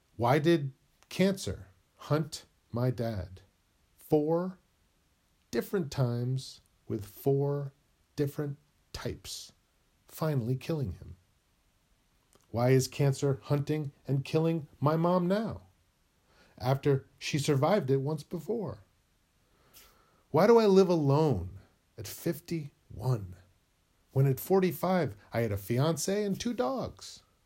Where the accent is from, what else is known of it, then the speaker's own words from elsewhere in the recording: New England, United States; moved away as an adult; now in California, United States; I was born in New England, and I moved to California when I was twenty-three